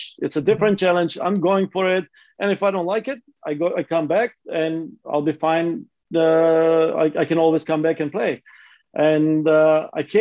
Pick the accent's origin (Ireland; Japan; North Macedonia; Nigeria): North Macedonia; now in United States; growing up in Macedonia or ex-Yugoslavia